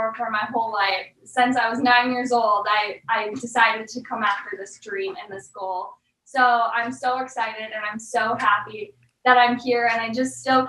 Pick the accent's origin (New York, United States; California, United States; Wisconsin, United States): Wisconsin, United States; Eagle River; Where I grew up in Eagle River, I'm so thankful I got to grow up there.